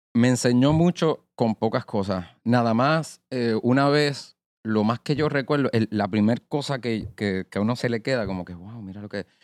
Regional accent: Arecibo, Puerto Rico; now in Bayamón, Puerto Rico; Soy de Arecibo natural, pero ahora vivo en Bayamón.

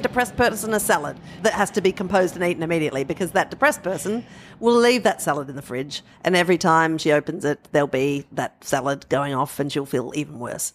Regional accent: Adelaide Plains, South Australia, Australia; growing up on the Adelaide Plains

